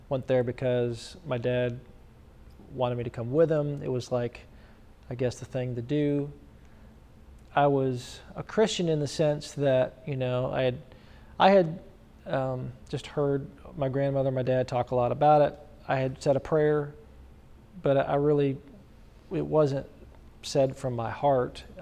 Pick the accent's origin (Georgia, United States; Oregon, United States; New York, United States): New York, United States; upstate; So I came from New York, upstate New York.